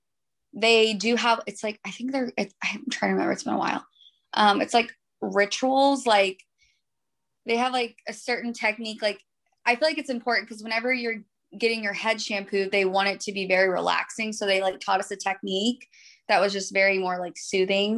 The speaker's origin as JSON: {"language": "English", "town": "Austin", "region": "Texas", "country": "United States", "tie": "born or raised there", "said": "I've only lived in Austin. I was born here"}